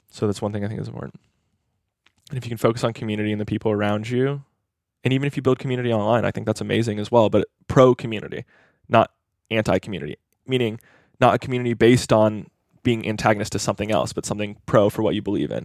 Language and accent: English; Hawaii, United States; moved away; I grew up in Hawaii, which I like to see as this, like, mini Asia